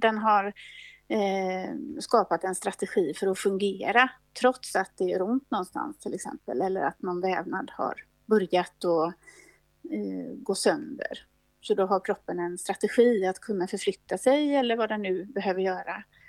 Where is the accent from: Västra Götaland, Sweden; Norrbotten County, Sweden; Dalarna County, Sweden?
Västra Götaland, Sweden; Gothenburg; moved away; also born or lived in Uppsala; jag kommer ursprungligen från Göteborg